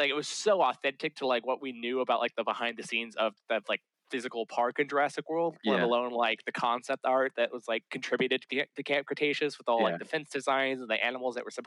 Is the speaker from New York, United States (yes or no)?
no; Dallas, Texas, United States; I grew up in Dallas